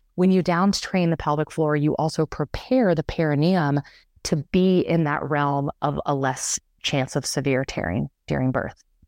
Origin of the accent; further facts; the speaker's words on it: the South, United States; now in Boulder, United States; I'm from the South originally